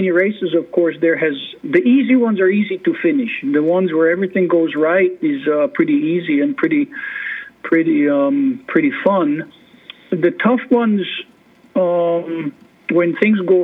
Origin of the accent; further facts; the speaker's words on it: Switzerland; moved away as an adult; now in Alaska, United States; I'm from Switzerland originally. I was born and raised in Switzerland.